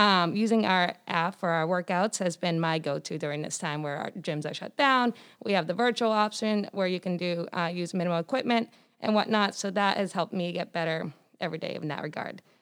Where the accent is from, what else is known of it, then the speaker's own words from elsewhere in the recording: Foxborough, Massachusetts, United States; I'm from Foxborough, Massachusetts.